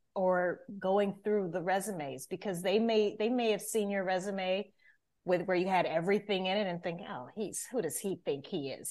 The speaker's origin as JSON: {"language": "English", "region": "Louisiana", "country": "United States", "moved": "as an adult", "lives_now": "Atlanta, United States", "said": "I'm originally from Louisiana"}